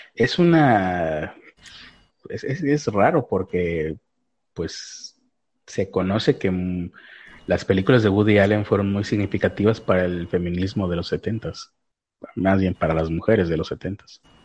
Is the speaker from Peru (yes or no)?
no; Mexico; soy mexicano